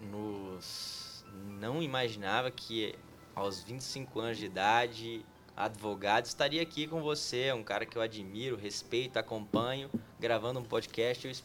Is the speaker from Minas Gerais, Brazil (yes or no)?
yes; Montes Claros, Minas Gerais, Brazil; also born or lived in São José do Rio Preto / São Paulo / Curitiba; now in Brasília, Brazil; Ela começa em Minas Gerais, Montes Claros, minha cidade natal.